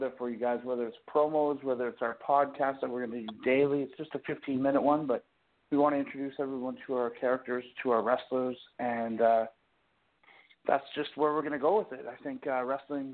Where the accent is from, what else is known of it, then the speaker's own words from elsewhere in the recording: Campbell River, British Columbia, Canada; moved away; also born or lived in Ontario; I'm originally from Vancouver Island, Campbell River, BC, so North Island.